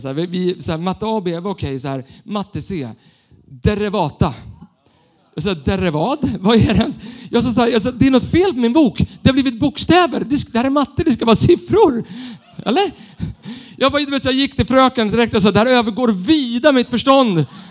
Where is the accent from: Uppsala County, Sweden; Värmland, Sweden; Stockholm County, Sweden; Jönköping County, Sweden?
Stockholm County, Sweden; Stockholm; Jag är uppvuxen i Stockholm, city, med tunnelbanan